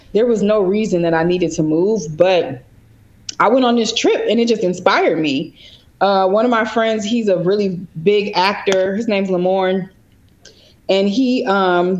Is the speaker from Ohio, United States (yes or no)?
no; Chicago, Illinois, United States; moved away as an adult; now in Los Angeles, United States; I am originally from Chicago